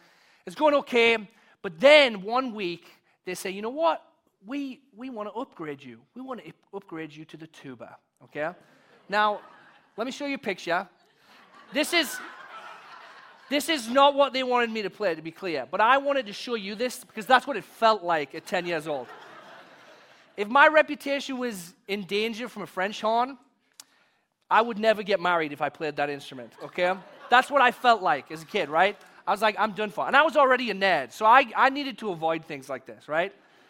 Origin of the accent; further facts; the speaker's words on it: England, United Kingdom; now in United States; because I came here from England, and I had an accent, and people treated me like I was cool